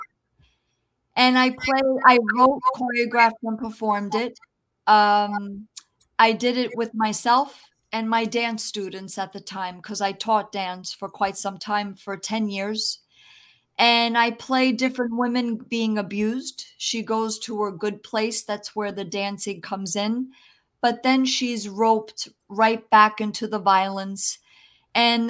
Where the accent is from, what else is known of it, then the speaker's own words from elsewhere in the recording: New Jersey, United States; first language Italian; English is a second language; also born or lived in New York City; I was born in New York City, actually, but I was raised in New Jersey